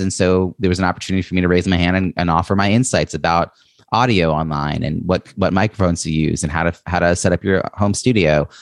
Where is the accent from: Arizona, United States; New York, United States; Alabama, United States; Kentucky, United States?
New York, United States; I'm from New York